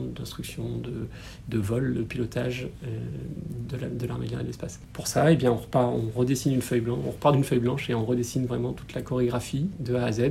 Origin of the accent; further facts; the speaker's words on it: Toulon, Provence-Alpes-Côte d'Azur, France; moved away as an adult; je suis né à Toulon et j'y ai grandi jusqu'à mes 18 ans